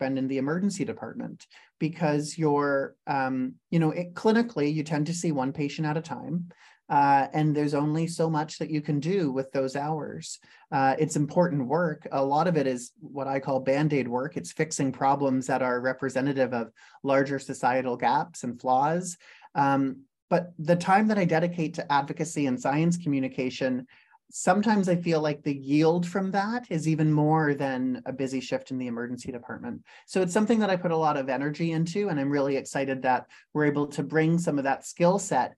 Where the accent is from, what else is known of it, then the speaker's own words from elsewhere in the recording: Canada; also born or lived in Silicon Valley, California; as a Canadian